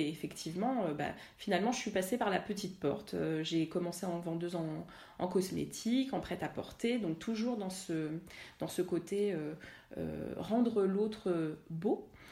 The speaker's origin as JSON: {"language": "French", "town": "La Celle-Saint-Cloud", "region": "Île-de-France", "country": "France", "tie": "born or raised there", "said": "j'ai grandi à la Selle Saint-Cloud"}